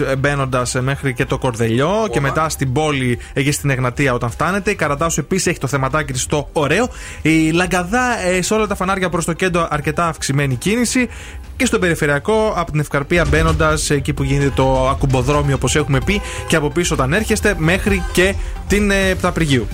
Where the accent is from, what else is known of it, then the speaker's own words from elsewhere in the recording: Thessaloniki, Central Macedonia, Greece; moved away; also born or lived in Athens; στην πόλη μου τη Θεσσαλονικάρα